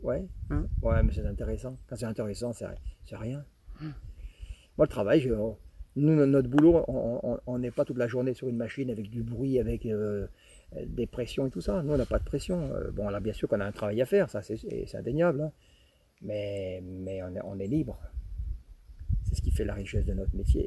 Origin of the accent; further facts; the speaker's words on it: Villard-de-Lans, Auvergne-Rhône-Alpes, France; moved away as an adult; also born or lived in Jura; now in Saint-Pierre-de-Chartreuse, France; je suis originaire du Vercors, hein, je suis de villard